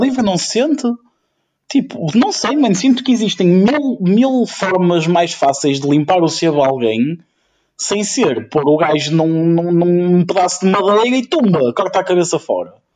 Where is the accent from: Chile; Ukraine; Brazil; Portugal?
Ukraine; moved away